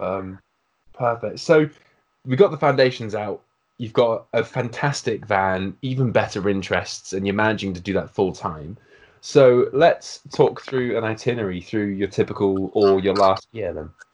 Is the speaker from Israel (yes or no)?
no; United Kingdom; as a Brit